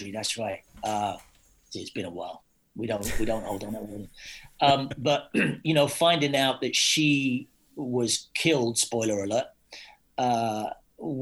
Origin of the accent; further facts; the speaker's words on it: Scotland, United Kingdom; I'm Scottish